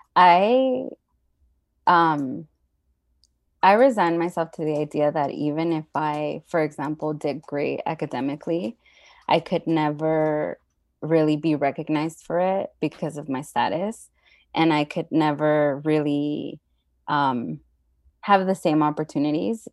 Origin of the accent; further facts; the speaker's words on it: Los Angeles, California, United States; also born or lived in Mexico; So I've been living in the San Fernando Valley most of my life